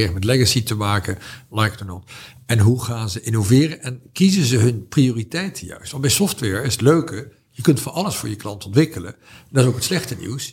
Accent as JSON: {"language": "Dutch", "country": "Netherlands", "said": "ik was een Hollander"}